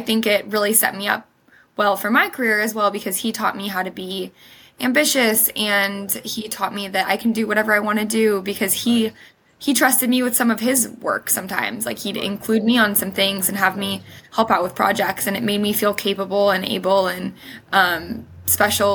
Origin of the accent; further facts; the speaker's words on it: Huntington Beach, California, United States; also born or lived in Sydney; now in Los Angeles, United States; I was born and raised in Huntington Beach, California